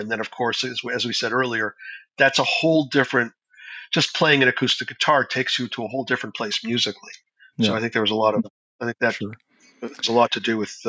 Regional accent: Canada; It's not like I'm going to ever sound like a Brazilian, you know, as a Canadian.

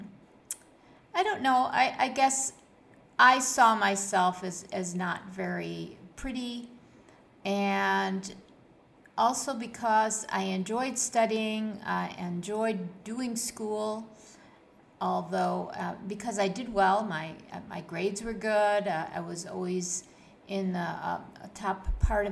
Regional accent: Buffalo, New York, United States; moved away as an adult; now in Kuwait; my life when I was growing up in Buffalo, New York, and how I transitioned to my life here in Kuwait

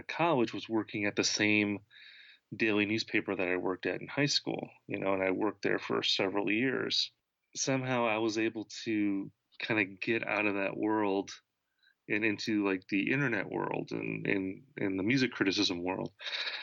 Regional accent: Wisconsin, United States; I was growing up in Wisconsin

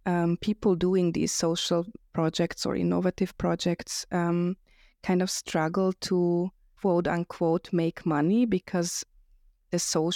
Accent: Vienna, Austria; also born or lived in Budapest, Hungary; I live in Vienna, but I was born in Budapest and moved here as a child.

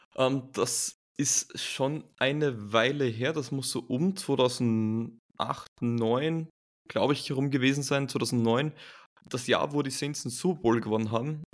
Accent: Graz, Styria, Austria; in meiner Heimatstadt Graz im Süden von Österreichs

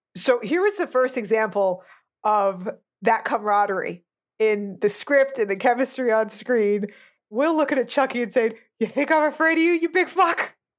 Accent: New Jersey, United States; born or raised there; moved away

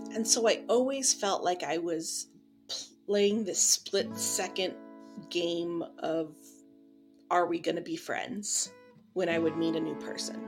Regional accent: Midwest, United States; also born or lived in Switzerland; I'm from the Midwest

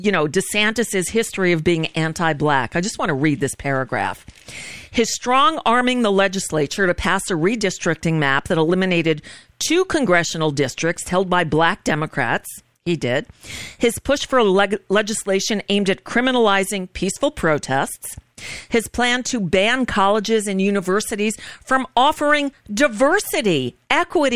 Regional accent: Florida, United States; also born or lived in New York / Los Angeles / Boston; I grew up in Florida. I was born in New York. My family moved down here when I was 11. So I went to middle school and high school here, down here

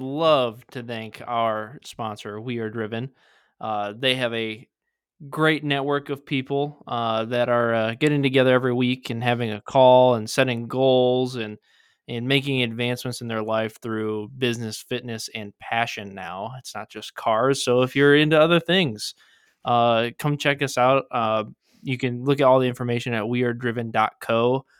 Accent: Michigan, United States

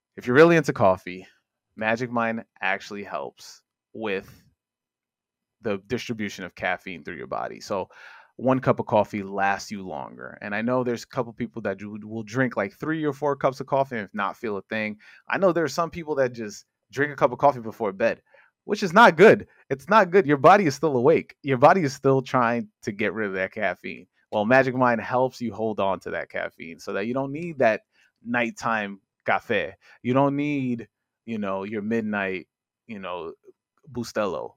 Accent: New York City, New York, United States; also born or lived in Upper East Side, Manhattan; I grew up in Corona, Queens

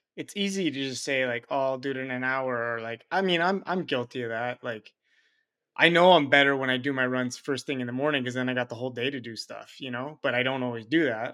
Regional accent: Montreal, Quebec, Canada; now in Switzerland; I'm originally from Montreal, but I'm living in Switzerland

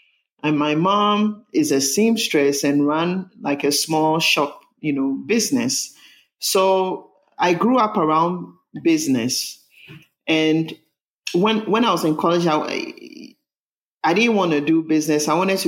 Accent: Ghana; born there; Well, I was born in Ghana. … And I grew up in a family of, I had three brothers, a family of six.

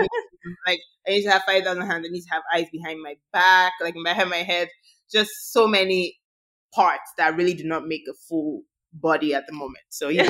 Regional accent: Nigeria; As a Black woman, I think there's nothing really like, as being a minority, period, there's nothing like being a majority in your own country.

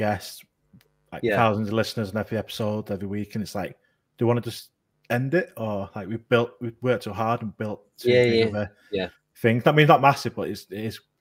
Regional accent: Manchester, North West England, United Kingdom; I started UFO Identified because I'm from Manchester

